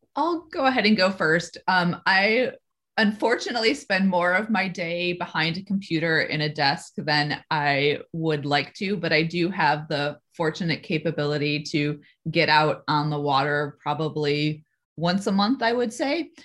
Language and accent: English; Midwest, United States; moved away as an adult; now in California, United States; I came from the Midwest.